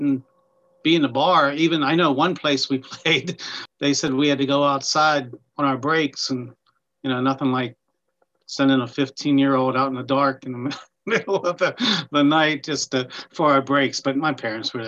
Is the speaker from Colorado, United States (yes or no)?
no; Pittsburgh, Pennsylvania, United States; also born or lived in Nashville; I'm actually from the Pittsburgh area.